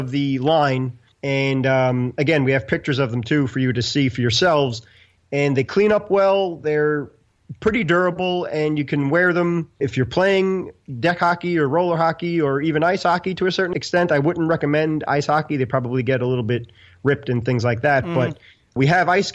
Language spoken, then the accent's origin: English; New York City, New York, United States; I'm from Brooklyn